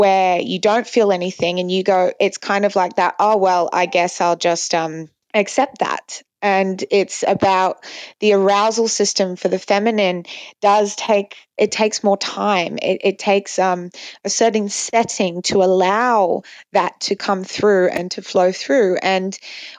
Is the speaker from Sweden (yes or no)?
no; Dubai, United Arab Emirates; I grew up in a Muslim country. I grew up in Dubai mainly